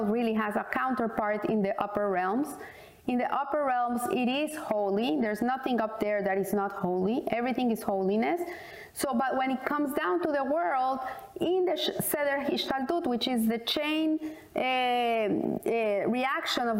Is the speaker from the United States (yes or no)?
no; Colombia; I said, from Colombia